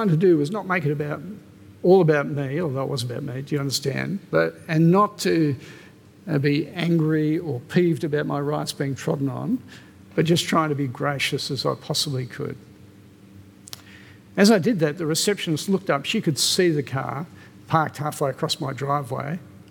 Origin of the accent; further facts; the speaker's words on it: Australia; My passport says I'm Australian.